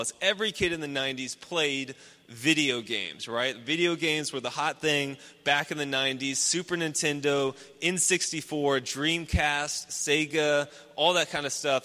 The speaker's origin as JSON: {"language": "English", "town": "Houston", "region": "Texas", "country": "United States", "tie": "born or raised there", "said": "I grew up in Houston. I grew up just up 290, just uh, northwest toward Austin, and in, in the suburbs"}